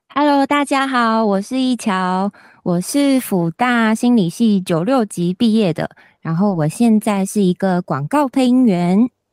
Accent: Kaohsiung, Taiwan; 我是高雄人，所以一开始我回高雄工作

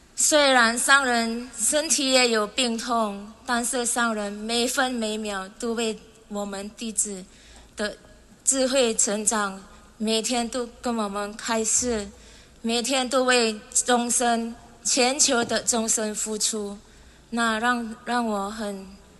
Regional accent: Indonesia; 我是从一年来的

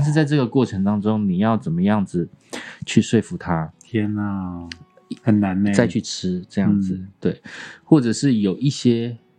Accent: Kaohsiung, Taiwan; moved away; 我隔了四十年吧，哎，三十几年，再次回到高雄，我记得我小时候，在我家

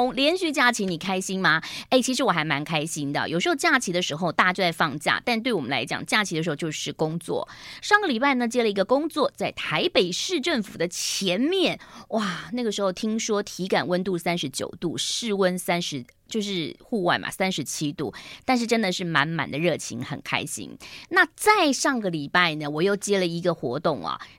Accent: Beijing, China; 可能就是我们来自北京，但又没有北京那种，就是李鼎

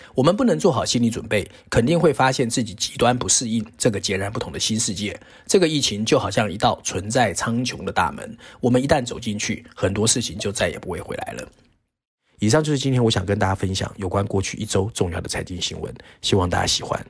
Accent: Taiwan; 在台湾长大的我们

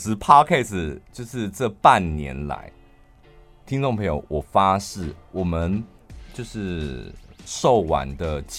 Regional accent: Taichung, Taiwan; 他是羡慕我们台中人可以内射包子

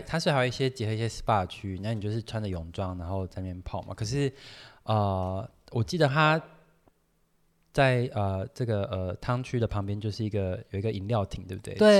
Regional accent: Tainan, Taiwan; 小时候像我台南人，怎么还会想在饭店里吃鱼肚汤、牛肉汤？

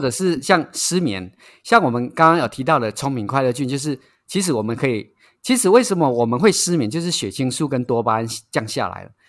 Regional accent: Taiwan; 我们台湾人

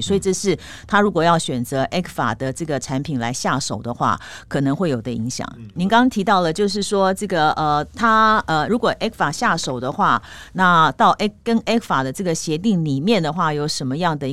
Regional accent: Taiwan; 所以一般我们台湾这边是认为说它这样的机会不高

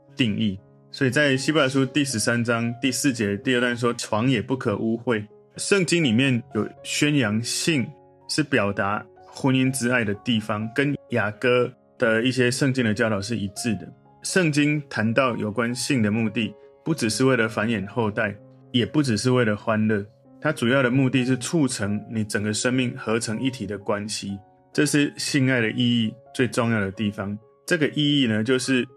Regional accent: Taiwan; 我从台湾来

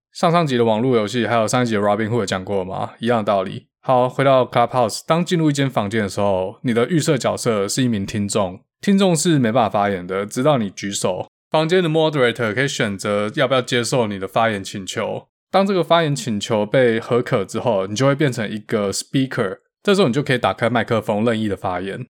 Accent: Taiwan; 他知道我是台湾的嘛

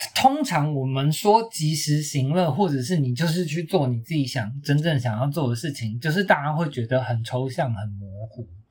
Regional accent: Taiwan; 身为一个台湾人

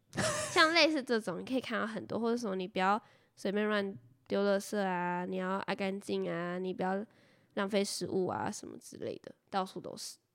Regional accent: Taiwan; 我们是台湾人

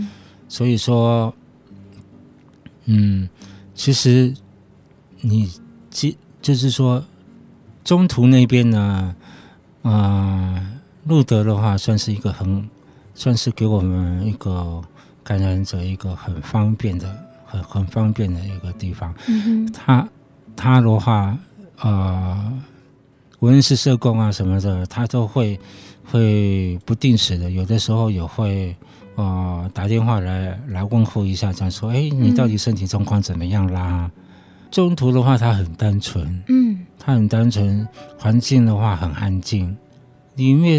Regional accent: Shanghai, China; 因为我们我们我们上海人常常讲过一句话，就是说你要起码。你要骑马找马，

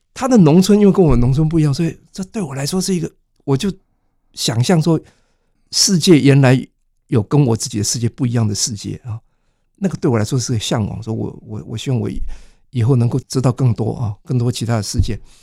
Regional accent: Taiwan; also born or lived in Taipei; 我是在乡村里长大的啊，乡村是一个没有任何文化资源的地方啊

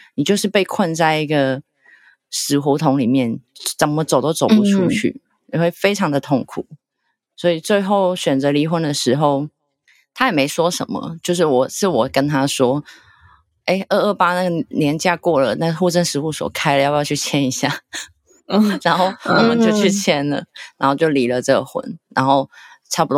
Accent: Hong Kong; moved away as an adult; now in Taiwan; 因为我不是台湾人。因为我是香港的，

